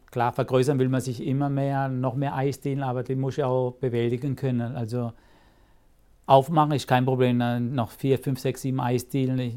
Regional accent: Rastatt, Baden-Württemberg, Germany; Ich bin hier {S0} in Rastatt {S1} geboren, gebürtiger Rastatter, fühle mich ja sehr wohl. Das ist meine Heimat.

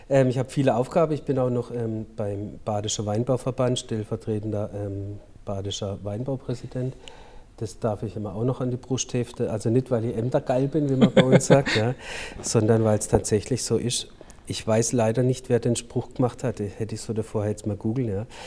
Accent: Durbach, Baden-Württemberg, Germany; Meine Heimat ist das Durbachtal. Ja. Ich bin hier geboren und ich sage dann immer, ich werde hier wahrscheinlich auch sterben

